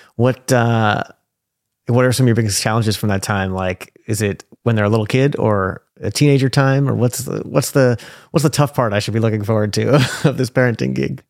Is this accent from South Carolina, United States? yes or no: no; New York, United States; now in Portland, United States; I grew up in New York